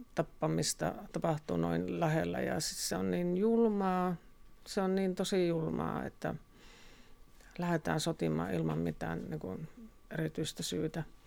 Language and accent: Finnish; Joensuu, North Karelia, Finland; also born or lived in Kontiolahti; now in Tohmajärvi, Finland; olen Joensuusta. Tai syntynyt Kontiolahdessa ja Joensuusta sitten tänne, tänne muutettiin perheen kanssa